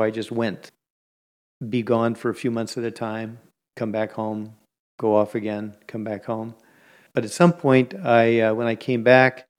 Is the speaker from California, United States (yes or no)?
yes; Bay Area, California, United States; I grew up in the Bay Area